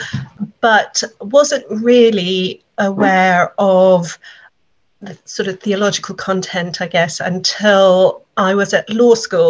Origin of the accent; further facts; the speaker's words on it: South Africa; now in England; I am a South African originally